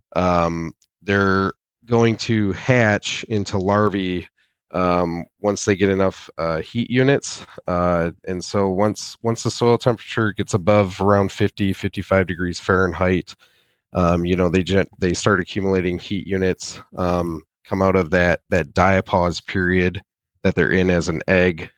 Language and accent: English; near Saginaw, Michigan, United States; I am originally from, uh, Michigan. I, I grew up on a small family farm near Saginaw